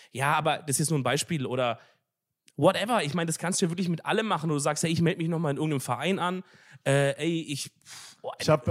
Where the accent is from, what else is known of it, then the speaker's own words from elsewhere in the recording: Swabia, Baden-Württemberg, Germany; dass ich ein Schwab bin